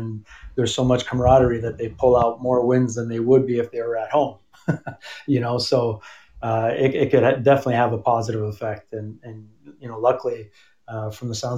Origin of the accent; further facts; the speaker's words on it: Toronto, Ontario, Canada; also born or lived in Montreal; I'm from Toronto, and I was born in Montreal